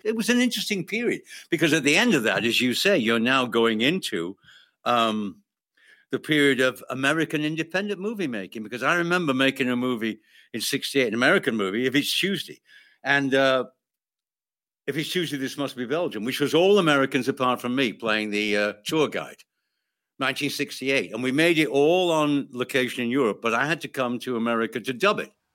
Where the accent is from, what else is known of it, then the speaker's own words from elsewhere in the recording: United Kingdom; I'm British